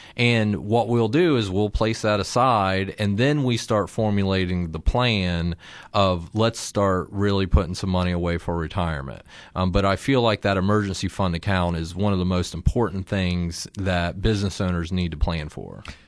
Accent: Circleville, Ohio, United States; I'm from Circleville, or at least went to high school down there and graduated

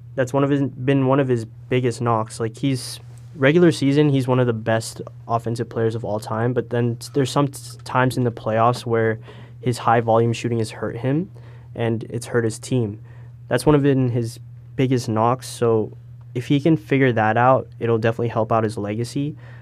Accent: Brampton, Ontario, Canada; also born or lived in Toronto; I'm from the Toronto area. I was born in Toronto, and I'm from Brampton

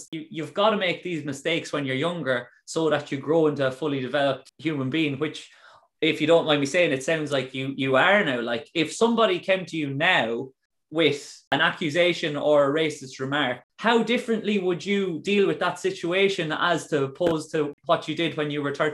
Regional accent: Ireland; to be a role model for the younger people in Ireland and be that prominent black figure and say, I'm Irish

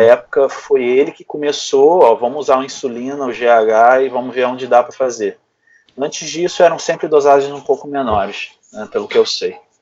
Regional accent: Rio de Janeiro, Brazil; Então eu sempre fui de dentro desse meio, lá no Rio de Janeiro, né? Eu sou do Rio

